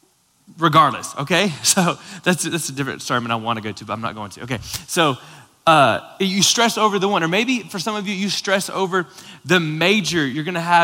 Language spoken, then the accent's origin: English; Florida, United States; moved away; Lauren and I grew up both in Florida